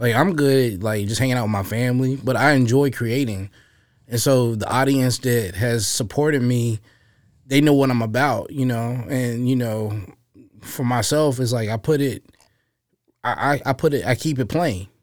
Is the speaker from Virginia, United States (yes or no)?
yes; Roanoke, Virginia, United States; I was born and raised here in Roanoke, Virginia